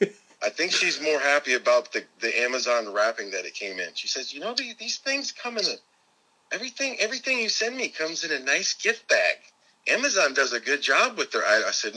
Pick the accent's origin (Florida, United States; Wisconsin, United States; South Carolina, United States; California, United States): Florida, United States; moved away; my home state of Florida.